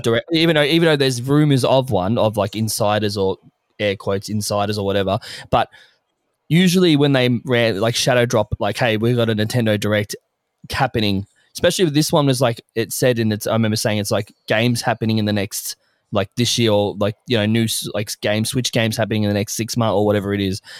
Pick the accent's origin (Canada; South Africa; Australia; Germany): Australia; as an Australian